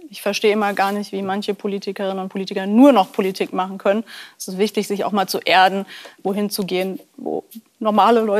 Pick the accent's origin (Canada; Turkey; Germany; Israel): Germany; Grünberg, Hesse; Ich komme ja aus Grünberg